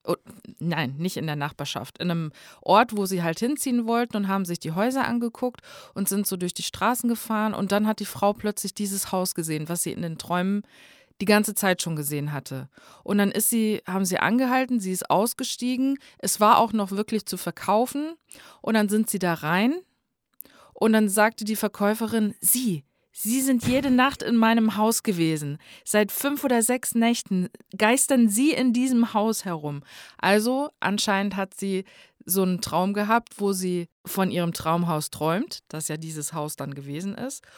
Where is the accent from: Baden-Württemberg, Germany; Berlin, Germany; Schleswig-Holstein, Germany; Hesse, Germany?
Hesse, Germany; North; Bei uns in Nordhessen ähm, da gibt es manche Leute, die sehr extrem so nordhessisches Platt reden